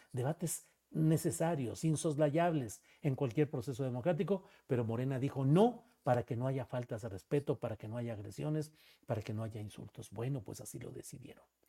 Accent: Torreón, Coahuila, Mexico; Yo nací por allá en Torreón, Coahuila, ahí por aquellos rumbos de abajo del Cerro de las Noas

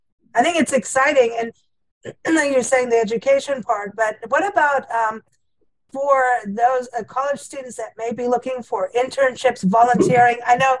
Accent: South Africa; also born or lived in Kenya; I mean I grew up in South Africa and Kenya, and South Africa we had the great whites.

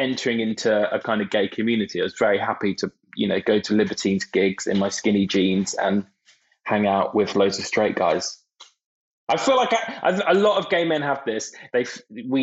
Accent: Brighton, South East England, United Kingdom; I grew up in Brighton

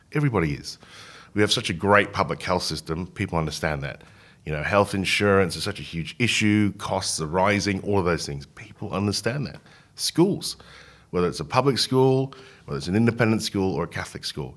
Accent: Hong Kong; now in Australia; I grew up in Hong Kong.

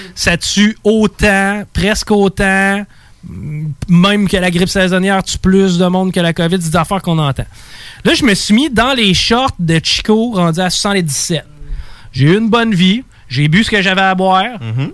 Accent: Val-Bélair, Quebec, Canada; je viens de Val, Bel

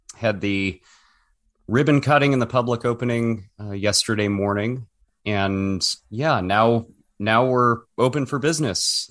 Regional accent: Chicago, Illinois, United States; moved away; also born or lived in Tallahassee, Florida / Santa Cruz, California / San Francisco, California / Austin, Texas; I'm from Chicagoland, uh, and I've lived Tallahassee, Florida, Santa Cruz, San Francisco, most recently Austin, but I identify as a, an upper Midwesterner

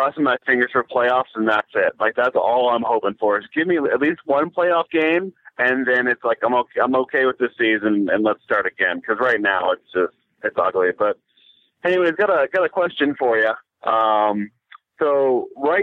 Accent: NoVA, Virginia, United States; now in Salt Lake City, United States; I'm originally from Nova

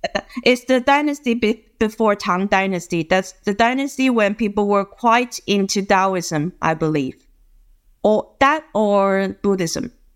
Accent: Guangzhou, Guangdong, China; I'm from Guangzhou, China.

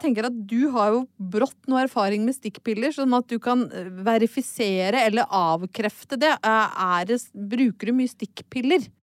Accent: Brøttum, Innlandet, Norway; hjemme på Brøttum

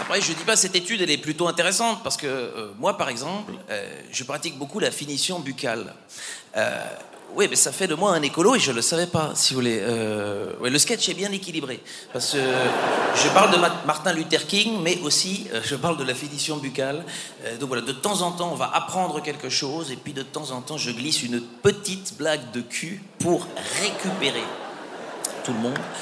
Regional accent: Belgium; je suis belge. Je suis belge aussi. Et, en Belgique, on est très écolo

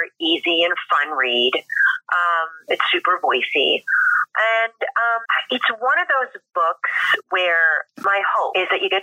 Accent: Philadelphia, Pennsylvania, United States; also born or lived in New York City; now in Los Angeles, United States; I'm from Philly

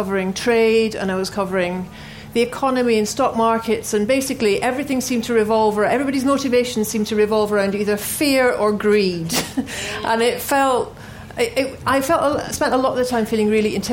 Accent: Glasgow, Scotland, United Kingdom; I grew up in Glasgow in the 70s

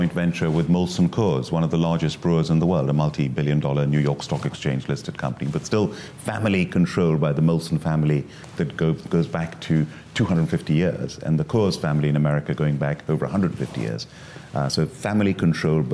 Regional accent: India; moved away as an adult; now in United Kingdom; I was born and brought up in India.

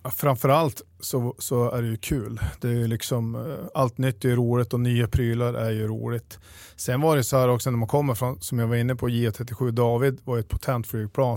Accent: Piteå, Norrbotten County, Sweden; also born or lived in Luleå; Jag är född och uppvuxen i, i Piteå

